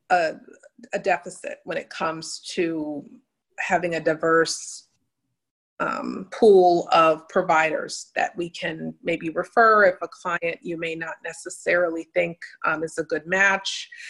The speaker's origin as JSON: {"language": "English", "town": "New Haven", "region": "Connecticut", "country": "United States", "tie": "born or raised there", "said": "I'm originally from Connecticut, uh, New Haven, Connecticut, where I grew up."}